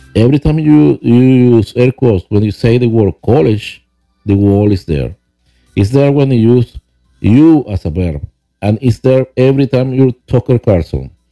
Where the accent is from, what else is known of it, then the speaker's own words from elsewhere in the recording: Venezuela; English is a second language; moved away as an adult; now in Huntersville, United States; I was born in Venezuela